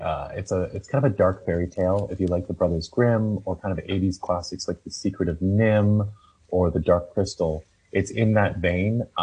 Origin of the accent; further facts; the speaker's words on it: Toronto, Ontario, Canada; I'm from Toronto, and we have the Stratford Festival